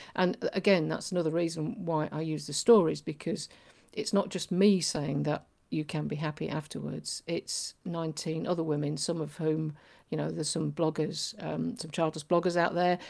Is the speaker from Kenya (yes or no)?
no; Yorkshire and the Humber, United Kingdom; I'm from Yorkshire